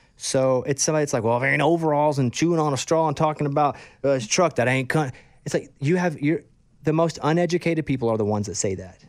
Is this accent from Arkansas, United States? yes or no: yes; Arkansas, United States; also born or lived in Austin; now in Nashville, United States; I grew up in Arkansas